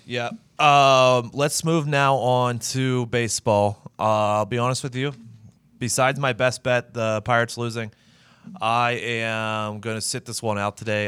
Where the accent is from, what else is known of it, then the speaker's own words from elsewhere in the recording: Pittsburgh, Pennsylvania, United States; my hometown Buckos